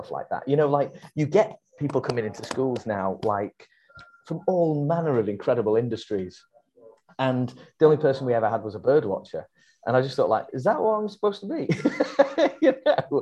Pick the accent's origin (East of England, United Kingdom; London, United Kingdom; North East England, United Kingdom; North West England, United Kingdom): North West England, United Kingdom; Warrington; where I grew up in the Warrington area of the Northwest